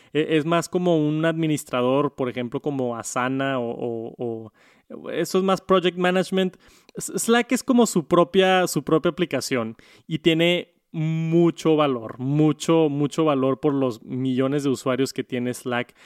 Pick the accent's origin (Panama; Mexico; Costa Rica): Mexico; en mi país, aquí en México